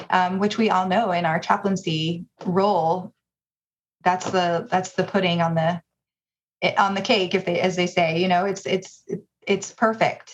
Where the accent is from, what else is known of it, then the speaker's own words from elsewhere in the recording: Dallas, Texas, United States; moved away as an adult; also born or lived in Michigan; now in Providence, United States; I am originally from Dallas, Texas, born and raised, and moved here after I finished my graduate studies at the University of Michigan